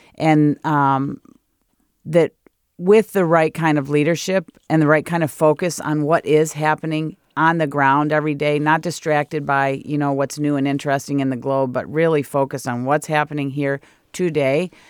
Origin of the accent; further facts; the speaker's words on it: Michigan, United States; moved away as an adult; now in California, United States; I'm in a great place in my hometown, lived next door to my sister and next door to my dad